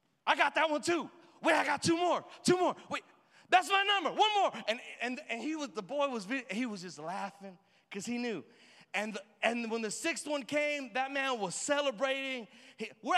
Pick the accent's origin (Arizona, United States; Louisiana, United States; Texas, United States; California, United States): Texas, United States; Houston; I'm from the hood. I'm from the ghetto. I'm Mexican